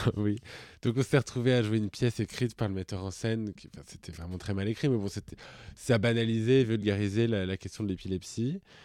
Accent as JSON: {"language": "French", "area": "Puy-de-Dôme", "region": "Auvergne-Rhône-Alpes", "country": "France", "said": "moi, je viens du Puy-de-Dôme."}